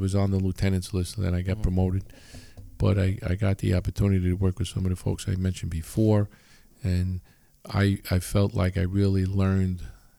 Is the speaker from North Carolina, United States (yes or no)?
no; Long Island, New York, United States; I was, you know, I grew up in Long Island, right?